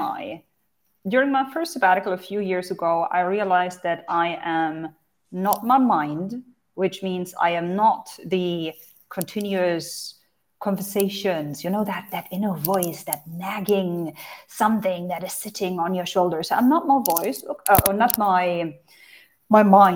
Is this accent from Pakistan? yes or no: no; Hanover, Lower Saxony, Germany; moved away as an adult; also born or lived in United Arab Emirates; I'm originally from Hanover, Germany.